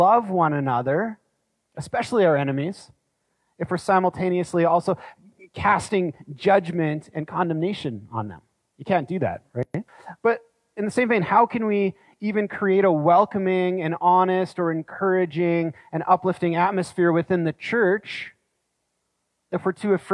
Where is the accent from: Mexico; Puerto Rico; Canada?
Canada; as Canadian citizens already living in Canada